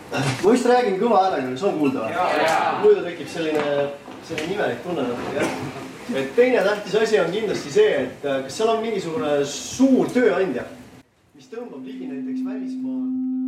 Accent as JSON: {"language": "Estonian", "town": "Tartu", "region": "Tartu County", "country": "Estonia", "said": "ma olen ise Tartust pärit"}